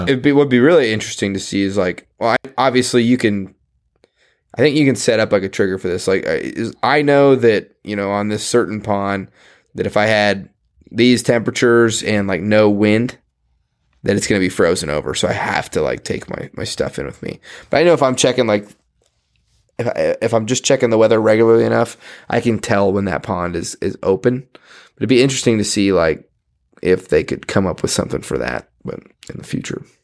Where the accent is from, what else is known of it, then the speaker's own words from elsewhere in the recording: Nebraska, United States; I'm from Nebraska